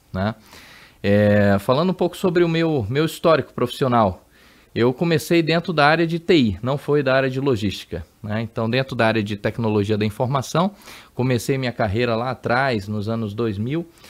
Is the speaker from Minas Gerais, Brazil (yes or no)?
no; Amazonas, Brazil; moved away as an adult; now in São Paulo, Brazil; Eu sou do Amazonas, sou amazonense, então até aquela época, 2010, eu morei lá no Amazonas, então morei 30 anos da minha vida lá no Amazonas